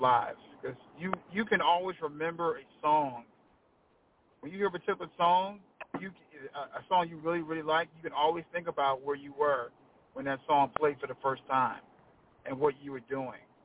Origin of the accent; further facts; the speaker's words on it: Washington, District of Columbia, United States; now in Anne Arundel County, Maryland, United States; That's where I grew up at in Southeast. Proud of it